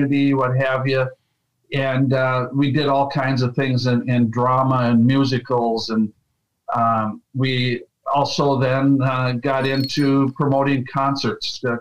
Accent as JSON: {"language": "English", "town": "Arlington", "region": "Minnesota", "country": "United States", "tie": "born or raised there", "also_born_or_lived": "Fargo, North Dakota", "moved": "yes", "said": "I was born and raised in Arlington, Minnesota"}